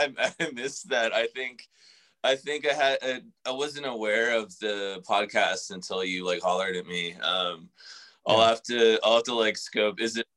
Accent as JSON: {"language": "English", "town": "San Antonio", "region": "Texas", "country": "United States", "tie": "born or raised there", "said": "I grew up in San Antonio, which, you know, isn't like the biggest market for sports teams at all."}